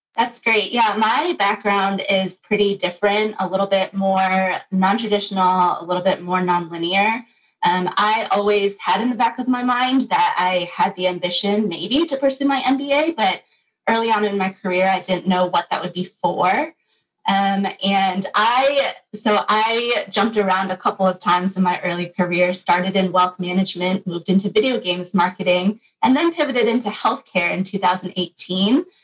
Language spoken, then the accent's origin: English; Michigan, United States; grew up in Michigan and am here for school as well